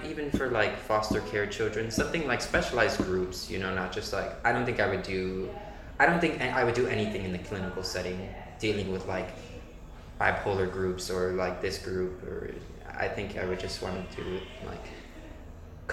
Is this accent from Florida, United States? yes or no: yes; Miami, Florida, United States; moved away as an adult; now in Vienna, Austria; I'm from Miami, Florida.